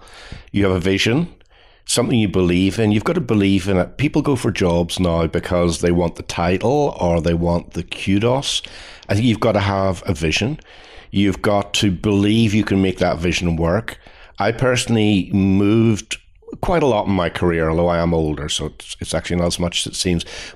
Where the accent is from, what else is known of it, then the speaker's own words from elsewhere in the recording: Belfast, Northern Ireland, United Kingdom; moved away as an adult; now in United States; I grew up in Northern Ireland, which is very important to me